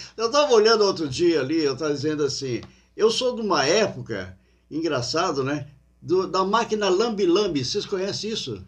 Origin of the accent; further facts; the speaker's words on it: Criciúma, Santa Catarina, Brazil; also born or lived in Portugal; como brasileiro aqui em Criciúma